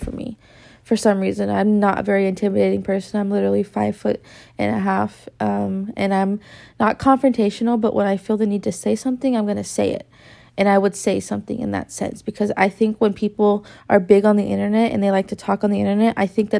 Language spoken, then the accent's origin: English; Victorville, California, United States; I come from Victorville